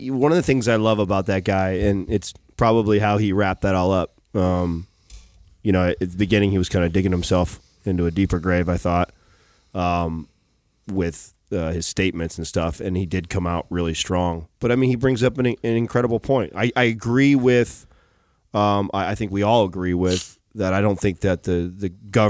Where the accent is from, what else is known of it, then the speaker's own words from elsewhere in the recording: Windsor, Ontario, Canada; now in San Jose, United States; take an Uber black across the border into my hometown of Windsor, Ontario